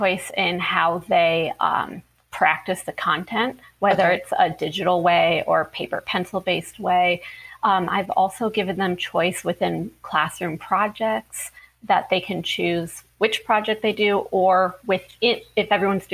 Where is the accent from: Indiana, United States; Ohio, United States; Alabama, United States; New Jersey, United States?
Ohio, United States; moved away as an adult; also born or lived in Florida; I'm originally from Ohio, but I moved to Florida to begin my teaching career.